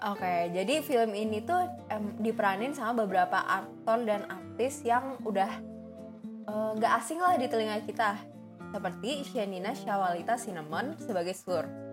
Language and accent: Indonesian; Indonesia; gue sebagai orang Indo